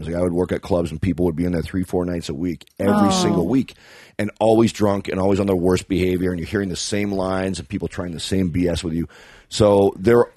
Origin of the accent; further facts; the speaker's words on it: Kitchener, Ontario, Canada; I am from Kitchener, Ontario